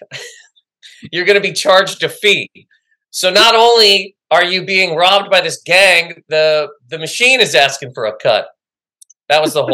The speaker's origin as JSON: {"language": "English", "region": "Nova Scotia", "country": "Canada", "also_born_or_lived": "Toronto", "moved": "as an adult", "lives_now": "New York, United States", "said": "It's where I live, but I'm from Nova Scotia. I'm from the Maritimes."}